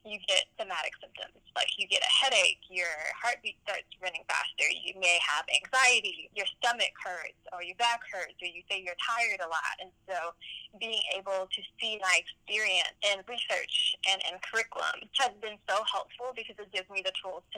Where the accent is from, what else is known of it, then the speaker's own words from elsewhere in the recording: Birmingham, Alabama, United States; now in Athens, United States; I grew up in Birmingham, Alabama